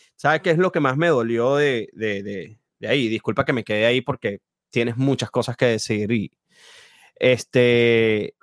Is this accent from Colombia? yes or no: no; Venezuela; yo no soy de Caracas, yo no viví esas, esas, esas tardes de marchas así, sí lo viví de, a poquito en mi ciudad